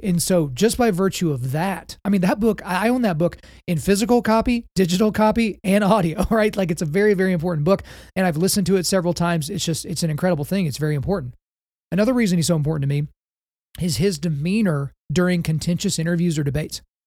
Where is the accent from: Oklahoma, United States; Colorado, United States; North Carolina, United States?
Oklahoma, United States; I grew up in Oklahoma. So just by virtue of the fact that I was born on this beautiful red clay